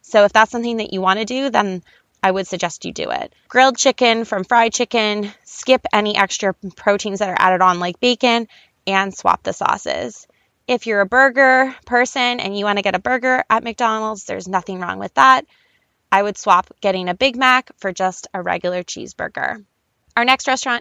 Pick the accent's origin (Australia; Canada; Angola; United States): Canada; I'm Canadian